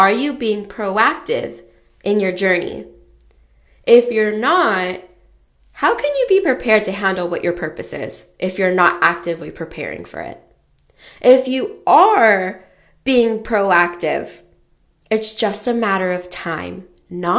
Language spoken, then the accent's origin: English; California, United States; I grew up in California